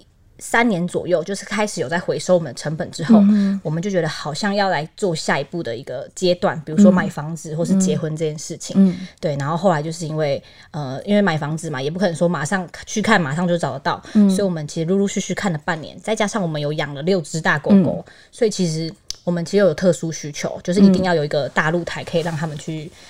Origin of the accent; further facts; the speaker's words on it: Taipei, Taiwan; moved away as an adult; now in Zhongli, Taiwan; 其实一开始我们本来是台北人，嗯、然后我们就想说起呃早点嘛，那点的话就是房租都非常非常贵。嗯、后来就是往南找，就往到中坜这边来找。